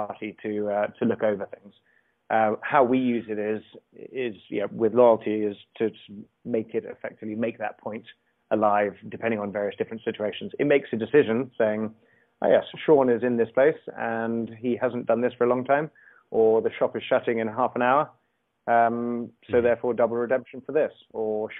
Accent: England, United Kingdom; I'm English

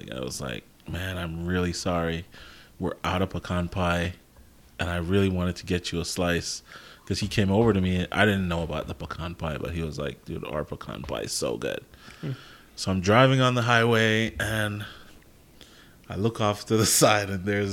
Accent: Jamaica; moved away; I'm Jamaican, grew up in Jamaica, so I grew up watching people make jerk chicken

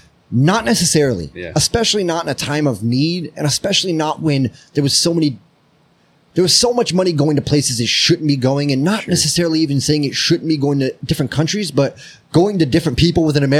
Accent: United States; as an American

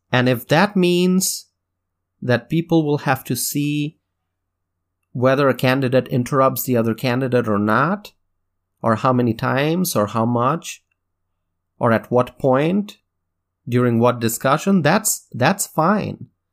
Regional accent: United States; As an American

